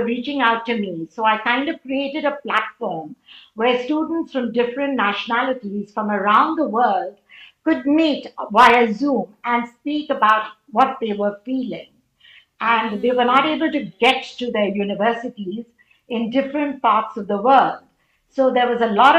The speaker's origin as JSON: {"language": "English", "town": "Mumbai", "region": "Maharashtra", "country": "India", "tie": "born or raised there", "moved": "as an adult", "said": "go back after these 35 years to my hometown, Mumbai, India"}